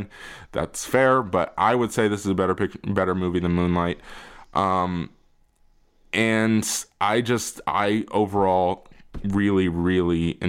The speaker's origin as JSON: {"language": "English", "country": "United States", "said": "we are American"}